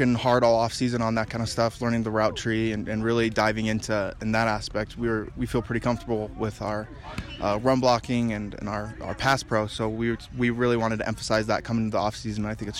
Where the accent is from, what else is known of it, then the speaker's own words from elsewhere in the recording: Utah, United States; I'm born and raised in Utah.